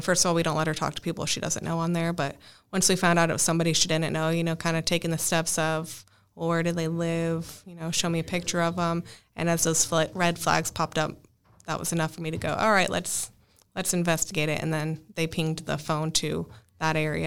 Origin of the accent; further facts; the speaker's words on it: Northern Arizona, United States; moved away as an adult; also born or lived in Dallas, Texas; I am from Northern Arizona, where I worked as a structural and wildland firefighter for the last ten years